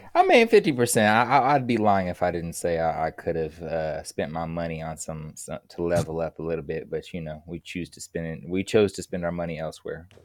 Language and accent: English; Kansas City, Missouri, United States; moved away; also born or lived in California; I'm from Kansas City, Missouri, and I, I, I left Kansas City to move to California